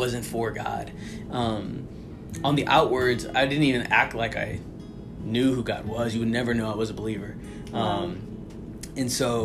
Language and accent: English; St. Louis, Missouri, United States; moved away as an adult; now in Arizona, United States; I was born and raised in St. Louis, Missouri